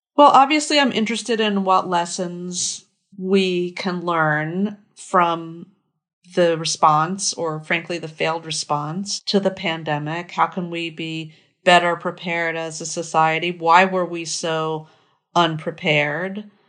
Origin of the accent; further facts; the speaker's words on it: Merrick, New York, United States; moved away; my hometown, I grew up in Merrick, New York